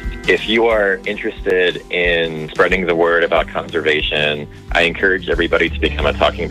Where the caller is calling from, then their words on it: Boise, Idaho, United States; I'm calling from Boise, Idaho.